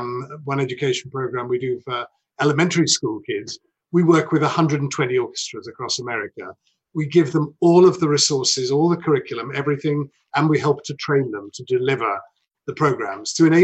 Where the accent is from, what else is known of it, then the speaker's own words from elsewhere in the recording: United Kingdom; moved away as an adult; now in United States; I'm not American. And so, I mean, I think just worth saying that Carnegie Hall is the only reason I left the UK